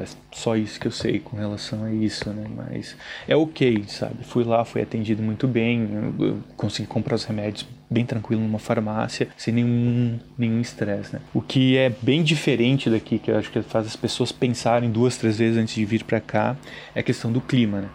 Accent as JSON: {"language": "Portuguese", "town": "Caxias do Sul", "region": "Rio Grande do Sul", "country": "Brazil", "moved": "as an adult", "lives_now": "Dublin, Ireland", "said": "De onde eu vim, que é Caxias do Sul, no Rio Grande do Sul"}